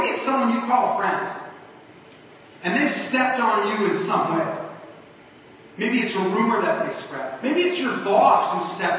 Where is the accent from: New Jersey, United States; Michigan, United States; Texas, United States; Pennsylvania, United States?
New Jersey, United States; Like I said, I'm from New Jersey. I've lost the accent over the years, although whenever I talk about food, it comes back out.